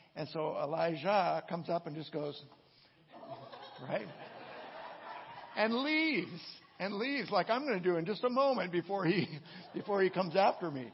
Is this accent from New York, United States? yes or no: no; Southern California, United States; growing up in Southern California